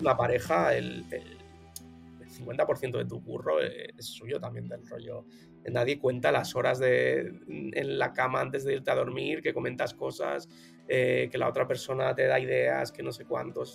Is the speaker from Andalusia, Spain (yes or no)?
no; Barcelona, Catalonia, Spain; soy de Barcelona de toda la vida, de ¿eh? 34 años de aquí en Barcelona